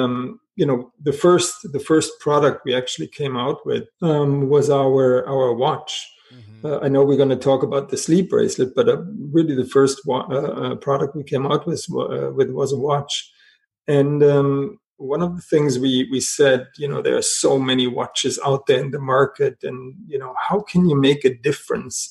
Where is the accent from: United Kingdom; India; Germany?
Germany; moved away; also born or lived in Paris, France; I was born in Germany